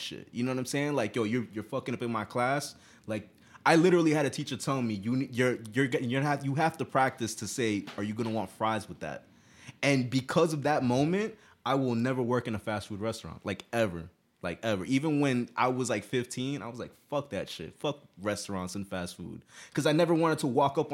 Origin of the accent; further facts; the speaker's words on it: United States; I'm American born